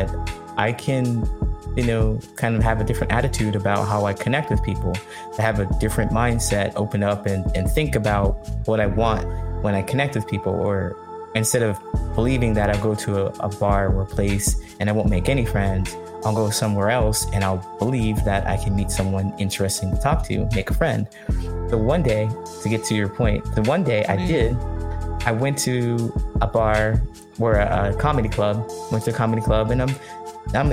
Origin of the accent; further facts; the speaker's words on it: Ohio, United States; also born or lived in California; now in Chicago, United States; I grew up in Ohio